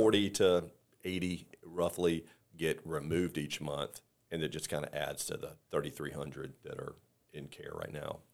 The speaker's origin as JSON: {"language": "English", "region": "the Carolinas", "country": "United States", "moved": "yes", "lives_now": "Tampa, United States", "said": "we're originally from the Carolinas, but we lived in Tampa for twenty-eight years"}